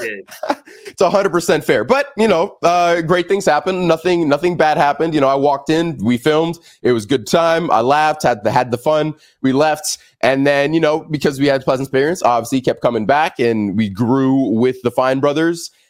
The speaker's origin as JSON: {"language": "English", "town": "Los Angeles", "region": "California", "country": "United States", "tie": "born or raised there", "said": "I'm born and raised in Los Angeles."}